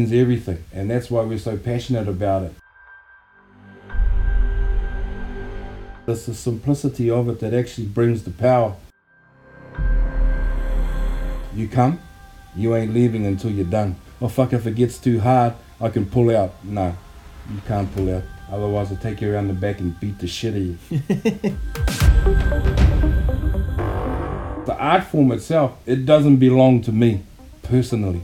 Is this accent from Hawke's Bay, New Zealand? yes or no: no; Auckland, New Zealand; also born or lived in Hokianga; I grew up in Auckland, and I grew up in a little place called Ōtara